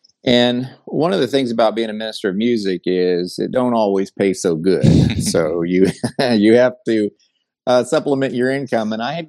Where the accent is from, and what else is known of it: Vero Beach, Florida, United States; born or raised there; also born or lived in Indianapolis, Indiana; now in Lewisville, United States